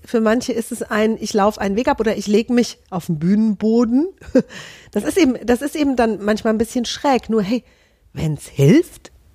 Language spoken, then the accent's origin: German; Hesse, Germany; ich bin Hessin